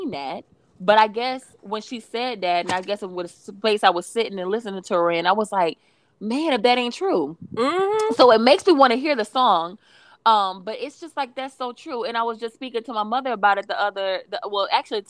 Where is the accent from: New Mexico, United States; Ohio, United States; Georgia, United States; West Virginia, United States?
Georgia, United States; Atlanta; me growing up for most of my life, my most formative years I spent growing up in Atlanta